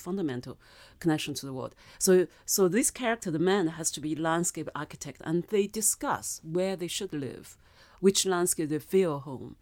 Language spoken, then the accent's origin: English; China; first language Mandarin; English is a second language; moved away as an adult; also born or lived in Germany / Paris / Switzerland; now in United Kingdom; legally I'm British, but biologically I'm, I'm Chinese.